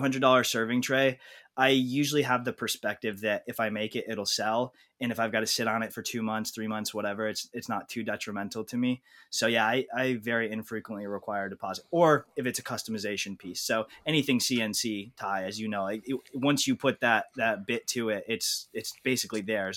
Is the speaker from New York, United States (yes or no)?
yes; New York, United States; also born or lived in Idaho; I grew up in New York, moved to Idaho for a couple years to go get a graduate degree out there